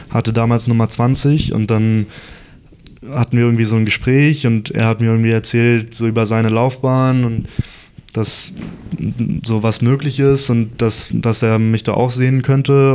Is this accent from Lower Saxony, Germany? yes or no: no; Munich, Bavaria, Germany; also born or lived in Heidelberg; dann sind, sind wir nach München gezogen